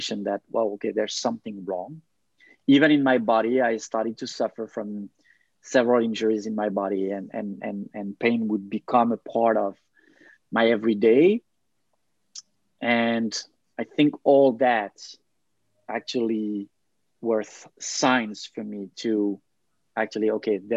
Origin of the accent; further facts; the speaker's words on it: France; moved away as an adult; also born or lived in Thailand / Denmark; now in Montreal, Canada; I have roots, family roots in Serbia, but I grew up in France